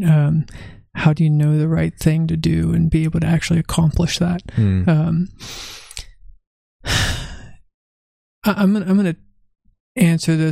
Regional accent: California, United States; also born or lived in Virginia; home, California

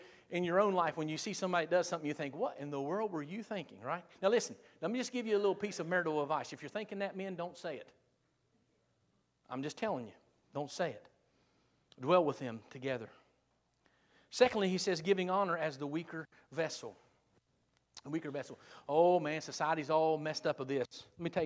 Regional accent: South Point, United States; I'm from South Point.

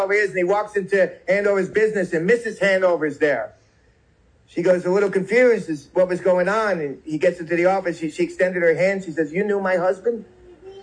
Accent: New York City, New York, United States; moved away; also born or lived in Alabama; I grew up in New York City

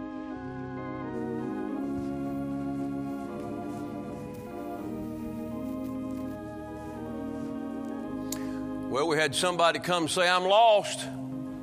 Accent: the South, United States; I was born in the South.

